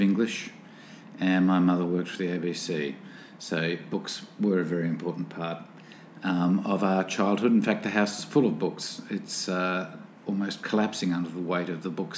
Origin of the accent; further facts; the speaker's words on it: Newcastle, New South Wales, Australia; I was born here in Newcastle, in New South Wales.